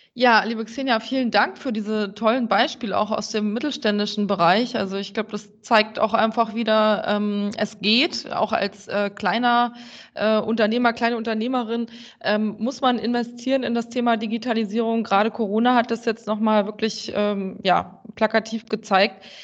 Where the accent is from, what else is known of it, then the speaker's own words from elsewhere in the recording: Germany; als äh, Deutsche